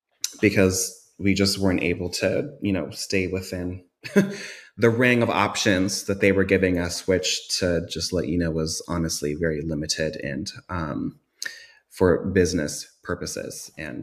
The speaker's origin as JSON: {"language": "English", "region": "South Dakota", "country": "United States", "also_born_or_lived": "California / Washington / Oregon", "said": "Yeah. So I am not a DFW native. I'm not from Texas. I am originally from the Midwest, from South Dakota. I've had quite the nomadic upbringing. I spent most of my years in the Bay Area in California, but I've also hopped around to Washington and Oregon."}